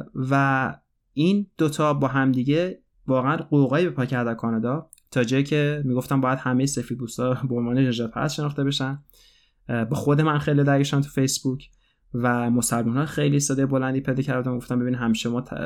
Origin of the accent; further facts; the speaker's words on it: Iran; moved away; من از ایران اومدم و من بزرگ شدن در ایران برای خود من یه فاجعه بود